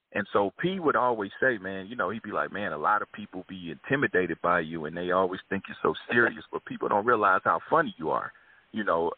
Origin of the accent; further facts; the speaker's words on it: Kansas City, Missouri, United States; moved away as an adult; now in Los Angeles, United States; Born and raised in Kansas City, you know, but I've been in L.A. half of my life now